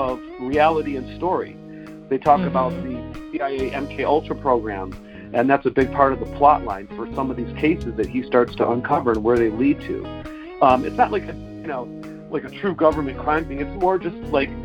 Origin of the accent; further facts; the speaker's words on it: Detroit, Michigan, United States; now in Los Angeles, United States; I grew up in Detroit